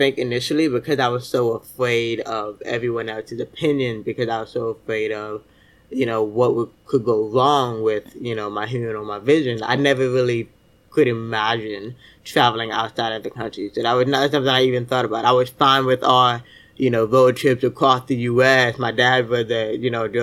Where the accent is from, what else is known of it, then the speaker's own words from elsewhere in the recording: Miami, Florida, United States; also born or lived in Fort Lauderdale, Florida; I grew up in Miami, Fort Lauderdale, Florida.